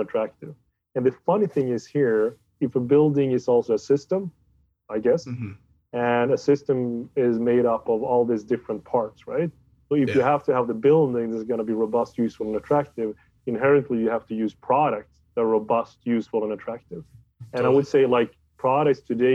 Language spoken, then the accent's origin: English; Sweden; I'm from Sweden